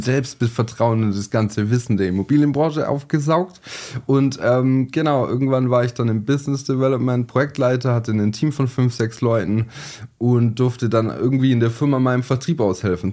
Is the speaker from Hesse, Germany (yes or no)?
no; Sindelfingen, Baden-Württemberg, Germany; geboren in Sindelfing, ähm, von der Hauptschule alle Schulen nachgeholt